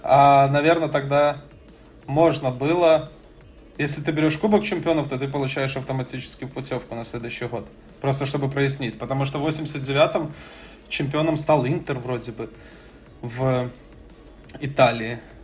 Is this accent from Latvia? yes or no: no; Belarus; я ж сам из Беларуси